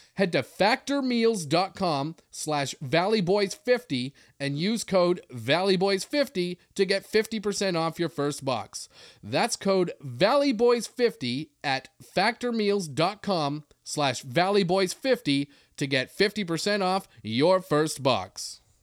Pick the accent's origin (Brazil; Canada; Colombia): Canada; Cranberry Portage, Manitoba; moved away as an adult; now in Los Angeles, United States; growing up in Canada was different. The only time we had a lockdown in high school, which, as we know, was when a moose was on the loose in the schoolyard. That's Cranberry Portage, Manitoba.